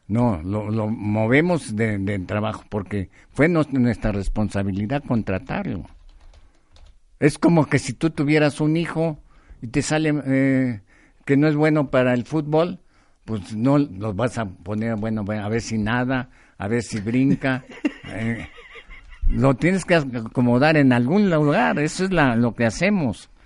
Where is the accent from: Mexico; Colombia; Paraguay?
Mexico